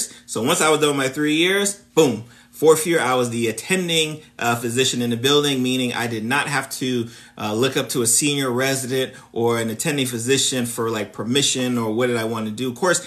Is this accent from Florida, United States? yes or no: yes; South Florida, United States; I'm from South Florida, born and raised in South Florida